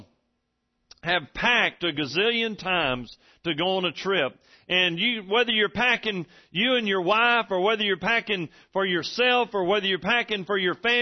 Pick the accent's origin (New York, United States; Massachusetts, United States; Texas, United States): Texas, United States; I'm from Texas